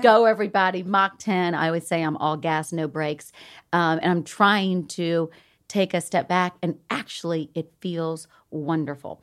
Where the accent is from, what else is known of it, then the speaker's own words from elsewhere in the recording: the South, United States; accent: Southern; moved away; I'm from the South